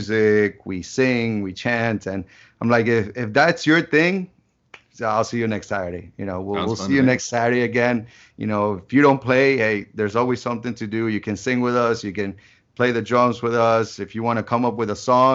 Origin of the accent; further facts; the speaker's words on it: Ecuador; also born or lived in New Jersey, United States; now in South Florida, United States; I'm originally from Jersey, but pretty much raised in Ecuador